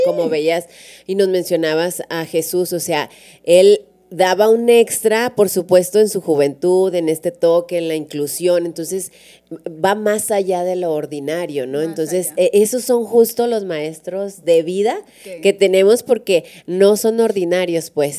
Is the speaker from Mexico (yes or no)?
yes; Durango, Mexico; now in La Laguna, Mexico; yo vengo de Durango